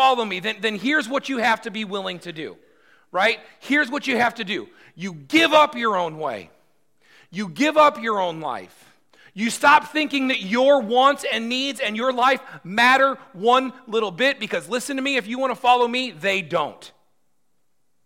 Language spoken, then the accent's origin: English; United States